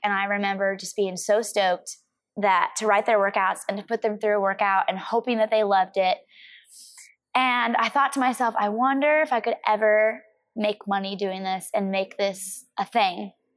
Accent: Missouri, United States; I grew up in the Midwest

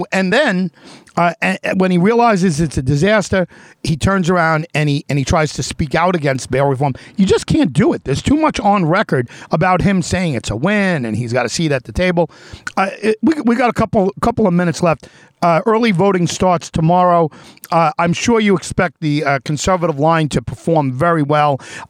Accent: Brentwood, New York, United States; I grew up in Brentwood. I lived in Brentwood for a while.

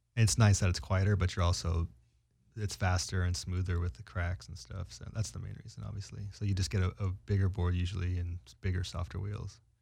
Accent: San Francisco, California, United States; I was from San Francisco

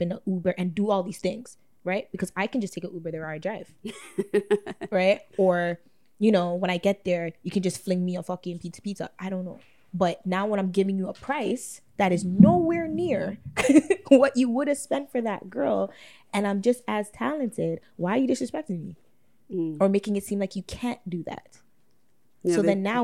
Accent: Toronto, Ontario, Canada; in my hometown

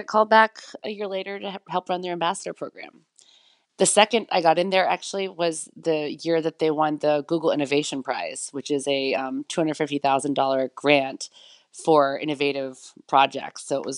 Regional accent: United States; Because I'm from the United States, it's easy for me to go almost anywhere in the world if I want to do a story.

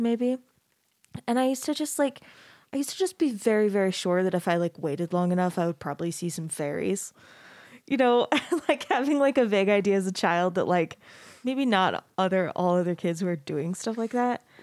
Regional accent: Arizona, United States; I grew up in Arizona

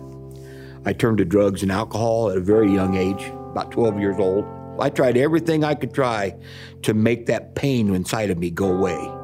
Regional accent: Champaign, Illinois, United States; I'm from Champaign, Illinois

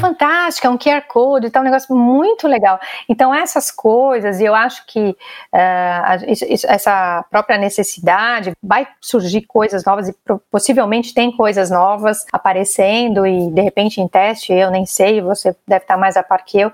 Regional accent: Brazil; Se a gente é brasileiro ainda é muito nessa cultura do abraçar, dar um beijo e tal

